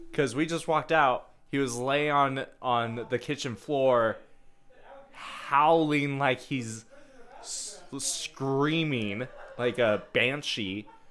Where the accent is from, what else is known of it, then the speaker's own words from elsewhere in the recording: Australia; since I'm Australian